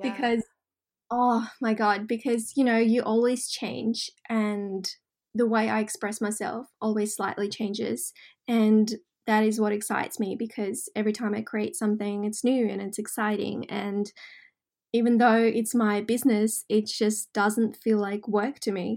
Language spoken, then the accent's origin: English; Russia; now in Australia; I grew up in Russia, um I consider Australia home.